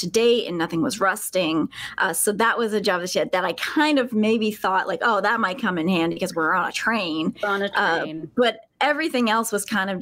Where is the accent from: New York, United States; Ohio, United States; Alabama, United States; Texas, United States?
Alabama, United States; moved away as an adult; I was a spelunker for many years throughout high school and even middle school, high school, and then here a bit after before I moved away from Alabama, which is where I'm from